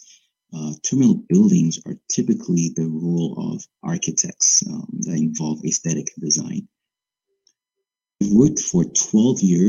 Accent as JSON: {"language": "English", "country": "Dominica", "tie": "born or raised there", "moved": "yes", "said": "born and raised in the Commonwealth of Dominica"}